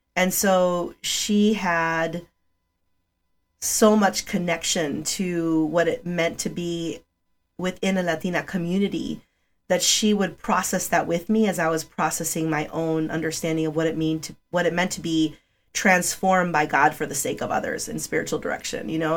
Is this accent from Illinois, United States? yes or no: yes; Chicago, Illinois, United States; English is a second language; also born or lived in Rogers Park, Chicago; I was living in the northwest north side of Chicago in a community